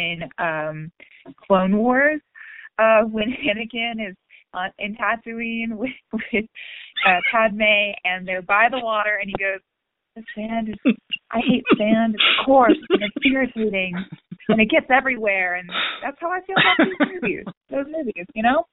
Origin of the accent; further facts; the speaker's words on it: Granbury, Texas, United States; I grew up out in Granbury, actually.